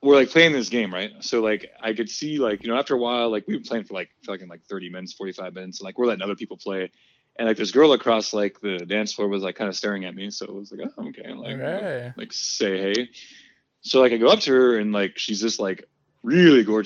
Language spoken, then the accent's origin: English; United States; I'm an American